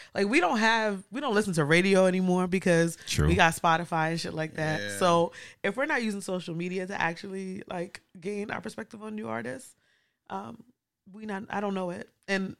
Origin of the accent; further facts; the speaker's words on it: New York City, New York, United States; moved away as an adult; also born or lived in Harlem, New York / West Indies (ancestry); now in Oakland, United States; I'm from the Bronx, born and raised.